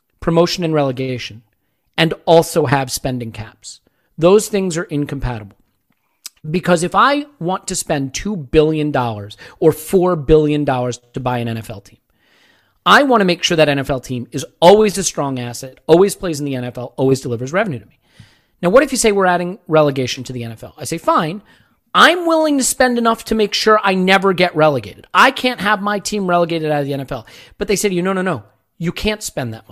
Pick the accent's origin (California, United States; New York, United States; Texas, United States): New York, United States; New York area, United States; also born or lived in Chicago; I was born in Chicago, developed my Chicago sports loyalties young, but actually was raised in the New York area